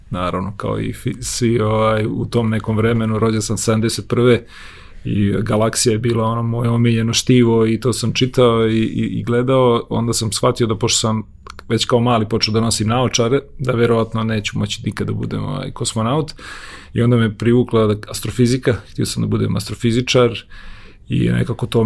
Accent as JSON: {"language": "Croatian", "town": "Domaljevac", "region": "Federation of Bosnia and Herzegovina", "country": "Bosnia & Herzegovina", "tie": "born or raised there", "also_born_or_lived": "Gradačac", "moved": "yes", "said": "Ja sam rođen u Grdačcu, jer je tamo bilo porodilište. Odrastao sam u jednom selu Domaljevac njegovo ime pored Bosanskog šanca. A moji su iz Kolašina i otac i majka"}